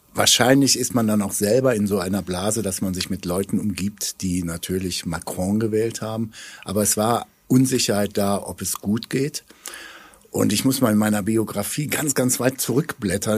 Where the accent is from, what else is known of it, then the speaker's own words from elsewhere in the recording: Germany; wir als Deutsche